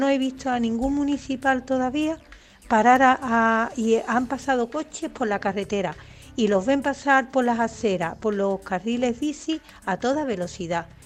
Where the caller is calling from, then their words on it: Seville, Andalusia, Spain; Soy … de Sevilla.